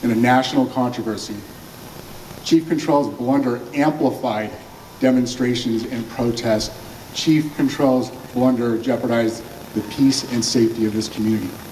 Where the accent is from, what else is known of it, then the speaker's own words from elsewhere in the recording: Southern California, United States; I was born and raised in Southern California